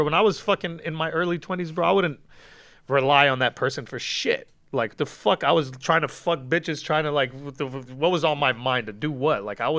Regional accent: West Coast, United States; Like, I'm from the West, and it's West Coast for life, and … is the greatest.

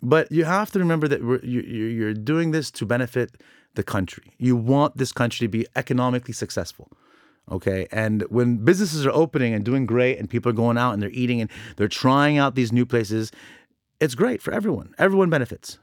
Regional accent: Orange County, California, United States; born or raised there; now in Lebanon

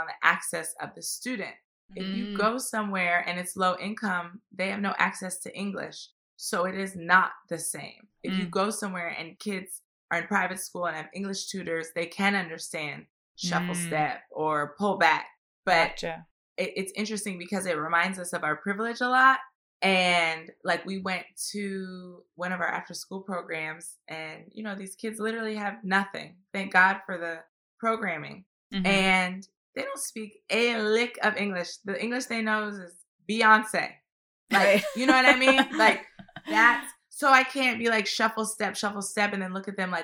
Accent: United States; my accent is so bad because I'm American

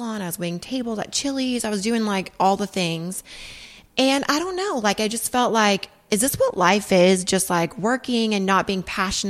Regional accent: Oklahoma, United States; now in Dallas, United States; Well, I mean, I live in Dallas now, but I'm from Oklahoma.

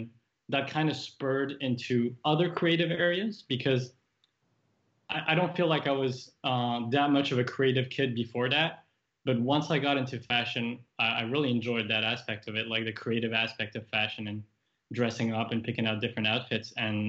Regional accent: Paris, Île-de-France, France; English is a second language; also born or lived in Japan / Toronto, Canada; I'm French Japanese. But I grew up traveling the world, moving countries every 3 years, more or less. So I was born in Paris, moved to Japan 2 weeks after that, still a baby.

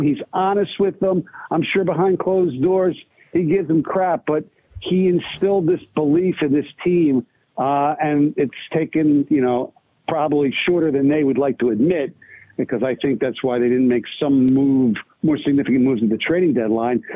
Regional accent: Philadelphia, Pennsylvania, United States; now in Detroit, United States; my hometown Philadelphia

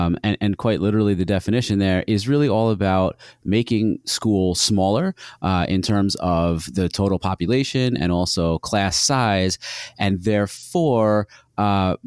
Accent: New York, United States; we grew up in New York State

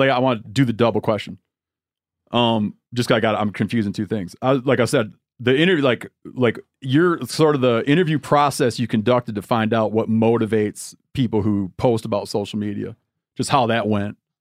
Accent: Michigan, United States; moved away; my home state of Michigan

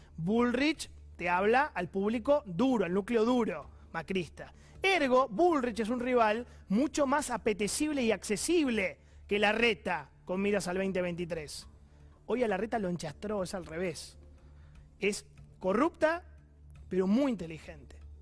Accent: Argentina; como argentino

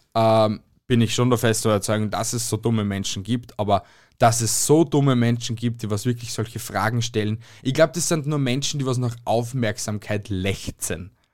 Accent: Amstetten, Lower Austria, Austria; now in Styria, Austria; also ich bin geboren in Amstetten und bin aber jetzt da in der Steiermark

